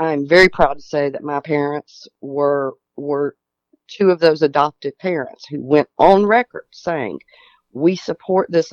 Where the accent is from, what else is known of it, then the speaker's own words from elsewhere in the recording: Tennessee, United States; we're from Tennessee